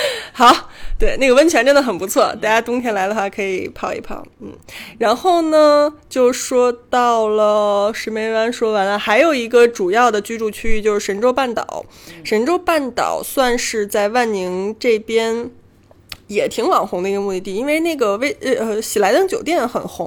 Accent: Beijing, China; 对于北京人来说好难得呀，就是咱们很少有那种说遇到老乡的感觉。

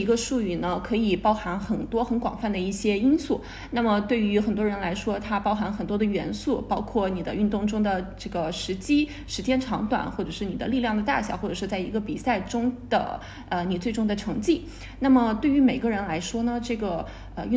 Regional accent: Spain; Chinese is a second language; now in Shanghai, China; 我来自西班牙。

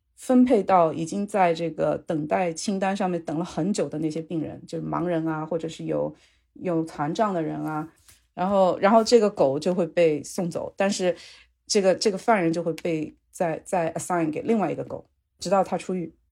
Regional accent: China; also born or lived in Louisiana, United States; now in Seattle, United States; 我们中国人

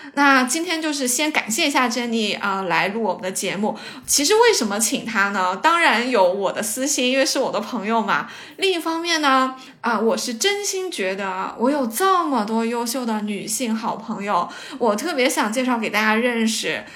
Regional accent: Lianyungang, Jiangsu, China; moved away as an adult; also born or lived in Shanghai; 我也是来自一个小地方嘛，啊，连云港

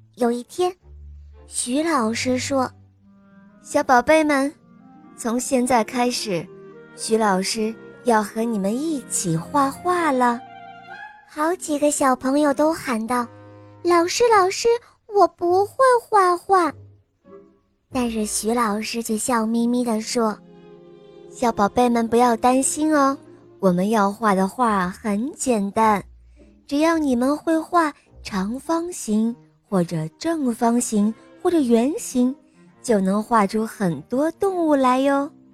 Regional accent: Dalian, Liaoning, China; 我今年七岁了，我来自美丽的海滨大连

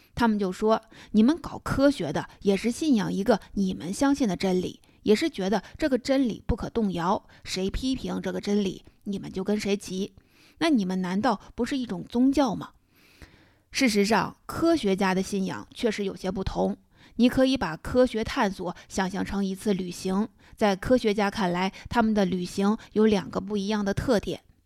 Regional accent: China; 勾股定理是我们中国人的称呼

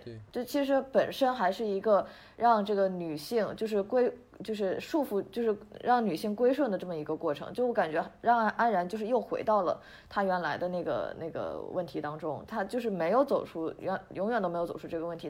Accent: Shandong, China; 因为我是山东人嘛

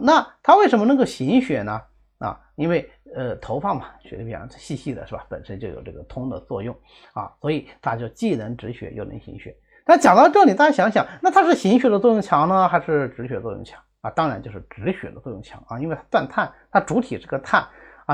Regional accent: China; 这个是我们中国人传统的一个方法啊

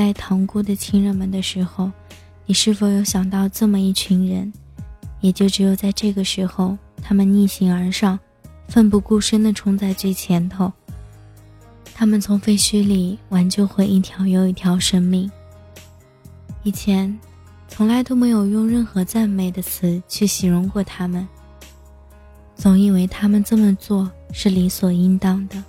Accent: Tianjin, China; 我看到了我的家乡天津发生了这个爆炸事件

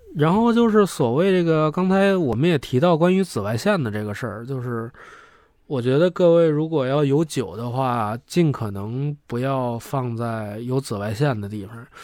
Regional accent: China; 我们中国人

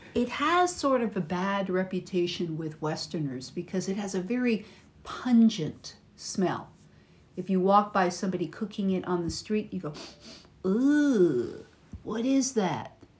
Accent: United States; from America

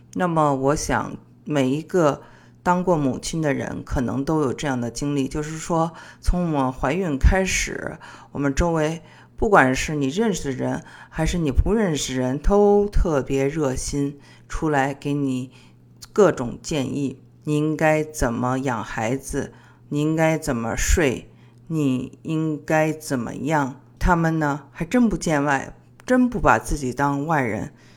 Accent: China; 我们中国人

